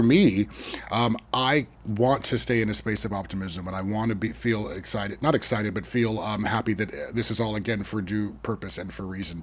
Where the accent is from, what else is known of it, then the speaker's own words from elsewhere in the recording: Sonoma County, California, United States; I was raised in Sonoma County and I was raised in a suburb